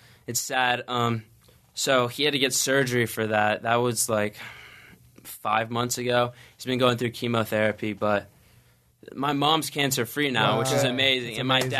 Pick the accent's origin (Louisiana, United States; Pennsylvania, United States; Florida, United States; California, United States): California, United States; Pasadena; I mean, I was born in Pasadena, grew up here. I just moved around a lot because my dad's in the Navy.